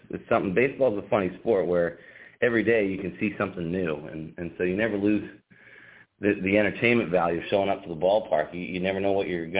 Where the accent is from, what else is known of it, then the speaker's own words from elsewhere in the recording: Readfield, Maine, United States; also born or lived in Portland, Maine; I was born in Portland, raised in Reedfield, Maine, which is just outside of Augusta